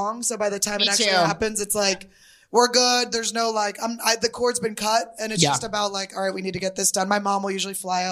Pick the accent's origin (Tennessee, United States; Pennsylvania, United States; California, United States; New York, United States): Pennsylvania, United States; Philadelphia; I'm from Philly.